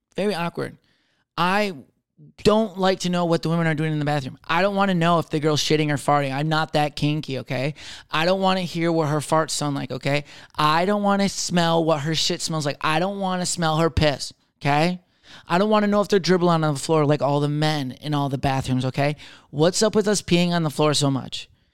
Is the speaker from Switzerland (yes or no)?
no; Michigan, United States; I'm from Michigan